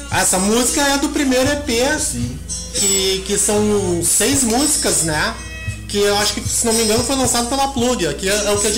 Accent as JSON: {"language": "Portuguese", "region": "São Paulo", "country": "Brazil", "said": "Sabia que eu sou paulista e eu não conhecia"}